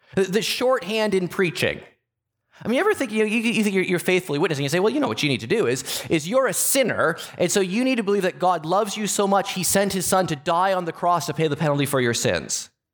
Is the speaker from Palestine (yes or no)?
no; Canada; As a Canadian